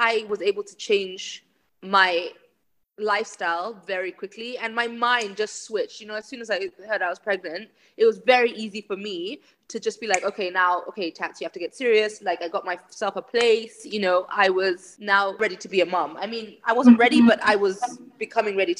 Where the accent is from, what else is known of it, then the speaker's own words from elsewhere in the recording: Kenya; I was born and raised in Kenya